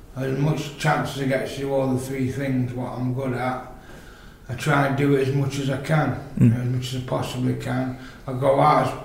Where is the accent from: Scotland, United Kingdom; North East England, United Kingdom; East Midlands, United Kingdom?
East Midlands, United Kingdom; Chesterfield; I'm from Chesterfield